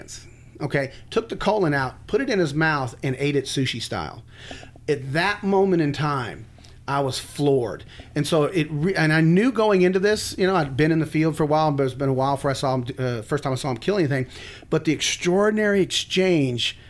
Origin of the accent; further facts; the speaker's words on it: Texas, United States; I grew up in Texas hunting